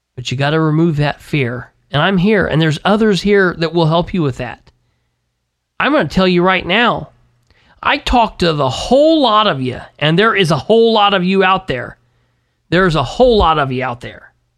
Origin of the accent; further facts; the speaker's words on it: United States; being an American